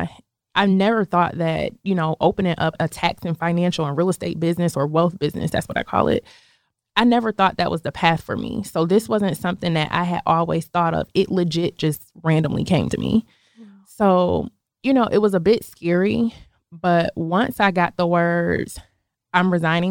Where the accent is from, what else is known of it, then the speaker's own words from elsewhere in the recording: Buffalo, New York, United States; moved away as an adult; now in Atlanta, United States; I'm originally from Buffalo, New York. It's a smaller, I don't want to say small, but it's a smaller city close to Canada, actually.